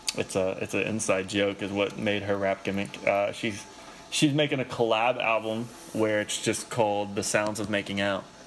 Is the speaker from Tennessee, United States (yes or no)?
no; Lexington, Kentucky, United States; I'm from Lexington, it's like an hour east